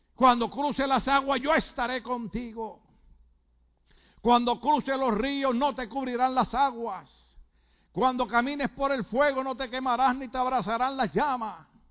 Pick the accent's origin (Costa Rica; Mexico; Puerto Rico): Puerto Rico; yo como soy puertorriqueño